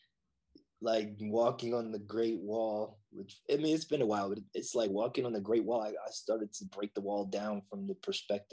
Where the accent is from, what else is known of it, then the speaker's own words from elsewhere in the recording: Buffalo, New York, United States; I grew up in Buffalo